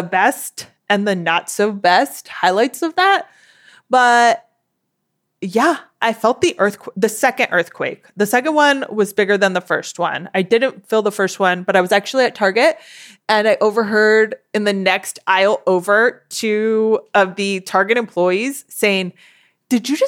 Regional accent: Southern California, United States; I was born and raised in Southern California

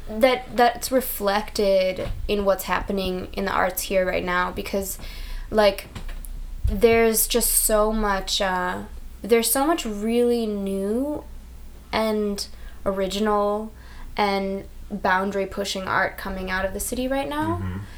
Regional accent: Chicago, Illinois, United States; also born or lived in Australia; But as an like an independent artist, like saying I'm from Chicago doesn't have the same weight about it.

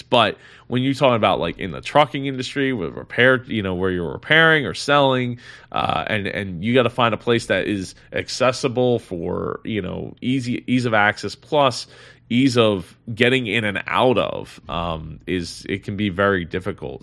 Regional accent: New Jersey, United States; in neighboring New Jersey, my, my, uh, my home state here

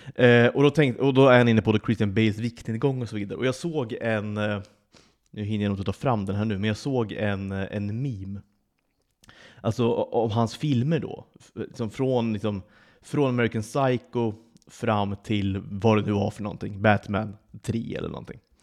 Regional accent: Sweden; now in Malta; drar vi hem till Svedala över sommaren

